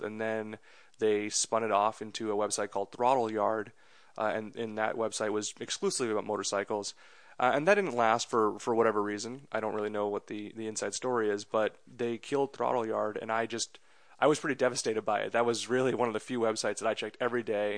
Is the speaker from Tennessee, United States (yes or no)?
no; Andover, Massachusetts, United States; also born or lived in India; I grew up in Massachusetts in a, in a town called Andover, a suburb of Boston